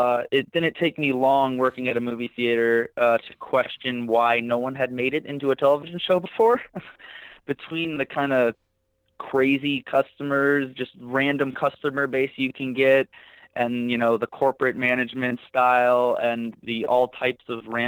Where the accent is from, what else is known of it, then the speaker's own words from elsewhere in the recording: San Diego, California, United States; I'm born and raised in San Diego, California. I've been here all 24 years of my life